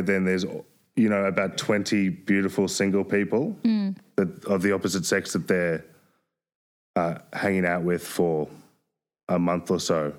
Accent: Byron Bay, New South Wales, Australia; I grew up in Byron Bay.

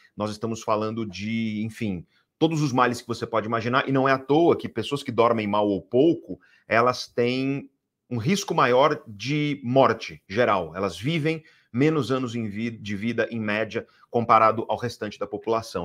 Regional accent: Guarujá, São Paulo, Brazil; eu cresci no Guarujá, eu cresci no Guarujá

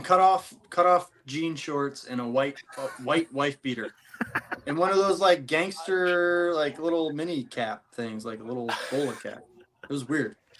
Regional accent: St. Louis, Missouri, United States; I grew up in St. Louis, so and the reason is because my dad played for them for a few years

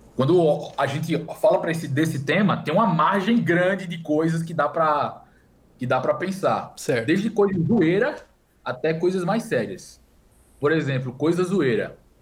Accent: Recife, Pernambuco, Brazil; moved away as an adult; also born or lived in Campina Grande, Paraíba; now in São Paulo, Brazil; eu nasci em Campina Grande, só que eu só nasci em Campina Grande. Eu cresci em Recife

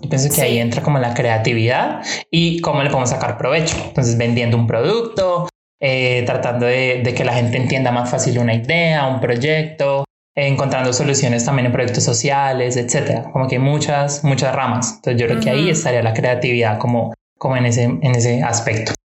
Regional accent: Cali, Valle del Cauca, Colombia; De Cali, Colombia

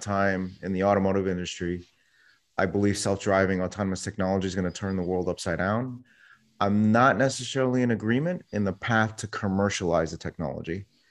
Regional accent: New York City, New York, United States; I was born in New York City. Someone hit my town on nine eleven

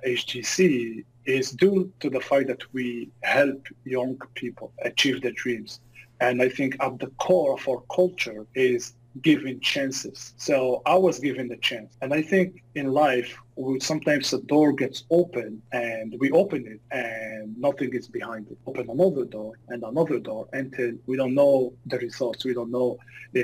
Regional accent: Algeria; moved away as an adult; now in Canada; I moved to Canada when I was 18 years old due to a civil war back in my home country in Algeria, in North Africa.

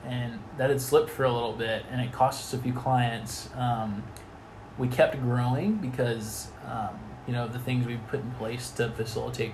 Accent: Atlanta, Georgia, United States; I grew up in Atlanta

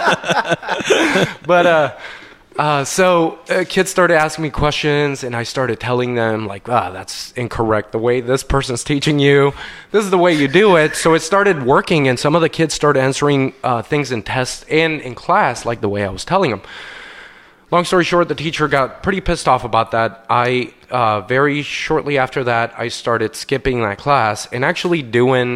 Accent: Colombia; moved away

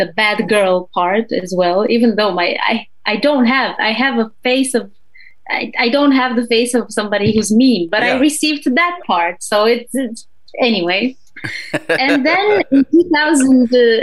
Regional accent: Romania; moved away as an adult; now in Switzerland; I started my own project back in Romania, because I'm originally from Romania

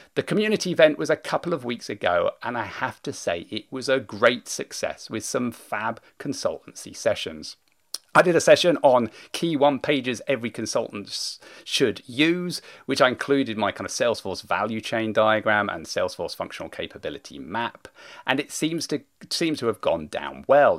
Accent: United Kingdom; being British

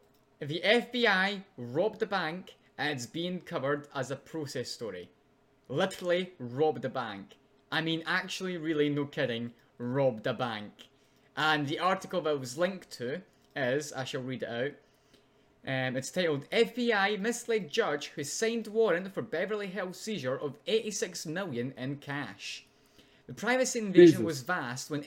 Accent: Scotland, United Kingdom

